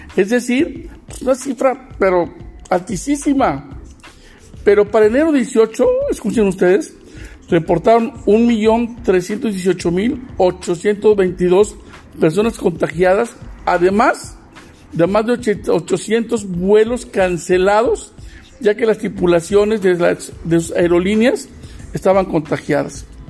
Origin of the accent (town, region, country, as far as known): Mexico; also born or lived in Monclova, Coahuila, Mexico